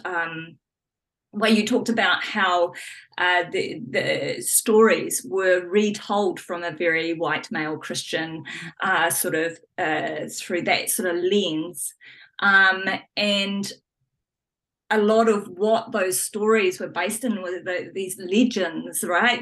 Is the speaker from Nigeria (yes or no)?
no; New Zealand; growing up as a as a Kiwi kid